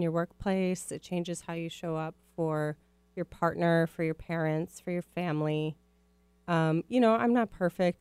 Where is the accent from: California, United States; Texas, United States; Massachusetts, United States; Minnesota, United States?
Minnesota, United States; Minneapolis; now in West Coast, United States; I grew up in Minneapolis